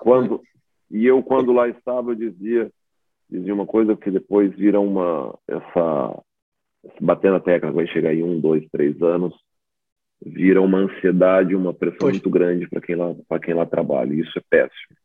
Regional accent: Brazil; moved away as an adult; now in Portugal; Eu, eu sou, sou brasileiro

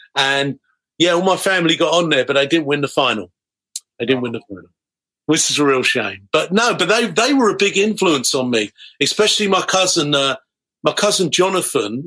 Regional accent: Harrow, London, United Kingdom; I was was growing up in Harrow

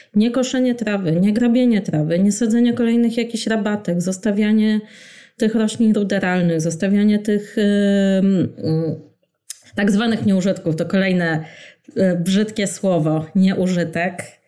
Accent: Warsaw, Masovian Voivodeship, Poland; ja pamiętam y, jako warszawianka

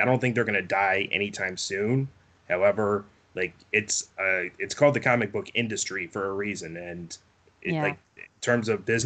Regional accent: United States; I'm such an American

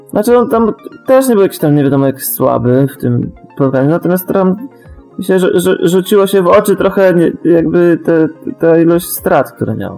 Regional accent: Bąkowo, Pomeranian Voivodeship, Poland; niech będzie z Bąkowa

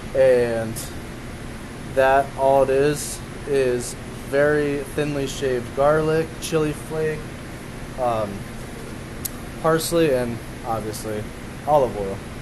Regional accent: Gilbert, Arizona, United States; also born or lived in Chandler, Arizona; now in Tucson, United States; I was born in Chandler, but I grew up in Gilbert uh, area. Then I moved uh, down to Tucson in 2009.

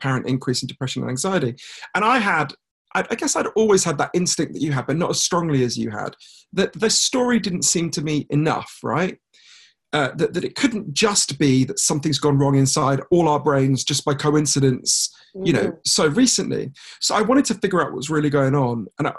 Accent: United Kingdom; I'm a British journalist

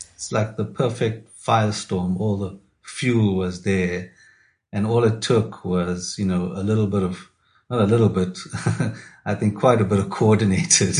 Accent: KwaZulu-Natal, South Africa; I grew up in KwaZulu Natal in the 80s, so I lived through the two states of emergency

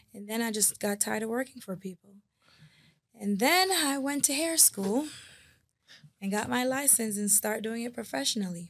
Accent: West Palm Beach, Florida, United States; also born or lived in Spanish Town, Jamaica / Port Morant, Jamaica; I then came to West Palm Beach and grew up here for the last thirty-two years.

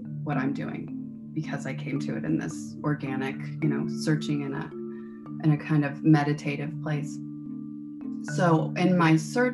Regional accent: Midwest, United States; I grew up in the Midwest.

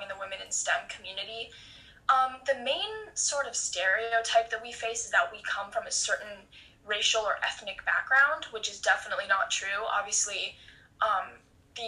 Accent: Los Angeles, California, United States; I'm from Los Angeles, California

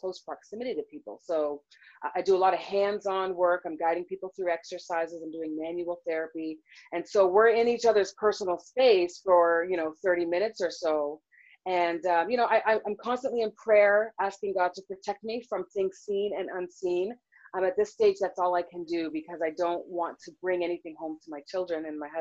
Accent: Toronto, Ontario, Canada; moved away as an adult; also born or lived in Seattle, Washington; now in United States; I was born and raised in Toronto, Canada

